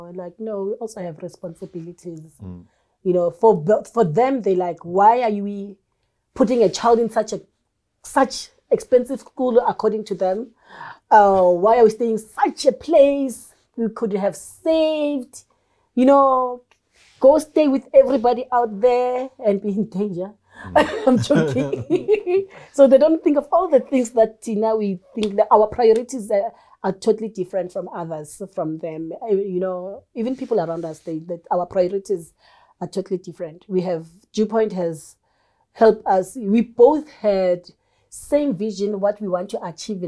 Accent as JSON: {"language": "English", "town": "Soweto", "region": "Gauteng", "country": "South Africa", "tie": "born or raised there", "also_born_or_lived": "KwaZulu-Natal", "said": "I was growing up in Soweto with this kind of culture"}